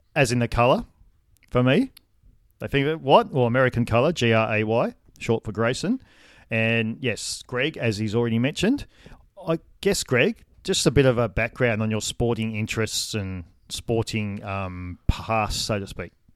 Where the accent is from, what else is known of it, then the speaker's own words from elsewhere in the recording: Wagga Wagga, New South Wales, Australia; I grew up in Wagga Wagga, city of good sports